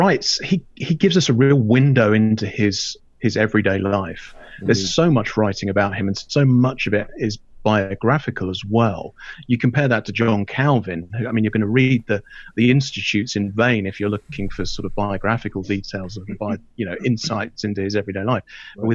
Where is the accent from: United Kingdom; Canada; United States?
United Kingdom; I'm British.